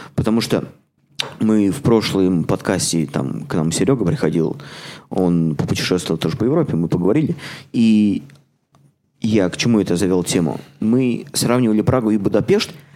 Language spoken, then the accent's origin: Russian; Samara, Samara Oblast, Russia; now in Toronto, Canada; В моем родном городе